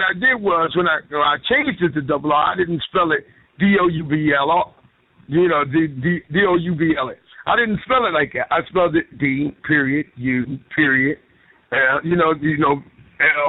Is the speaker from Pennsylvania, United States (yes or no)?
yes; Philadelphia, Pennsylvania, United States; I was from Philly